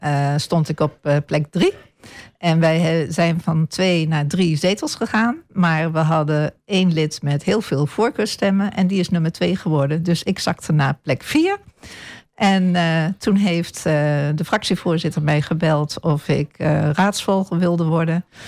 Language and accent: Dutch; Apeldoorn, Gelderland, Netherlands; moved away as an adult; now in Almelo, Netherlands; Ik ben in Almelo geboren en deels getogen. Maar grotendeels mijn jeugd doorgebracht in Apeldoorn